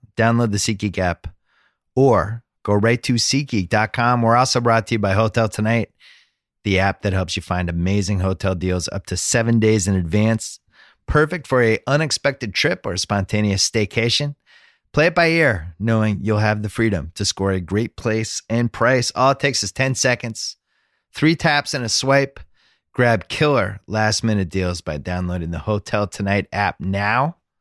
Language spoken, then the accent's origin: English; Massachusetts, United States; moved away as an adult; also born or lived in Boston; I'm, I'm from Massachusetts, and spent my first thirty-two years of my life in New England and lived in Boston the last ten years I was there